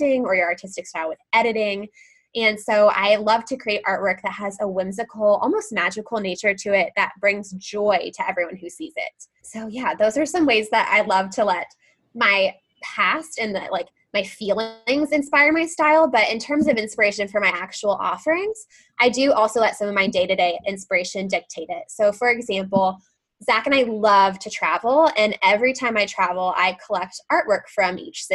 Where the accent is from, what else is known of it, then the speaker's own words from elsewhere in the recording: the South, North Carolina, United States; also born or lived in Nashville, Tennessee; now in Knoxville, United States; my life growing up in the South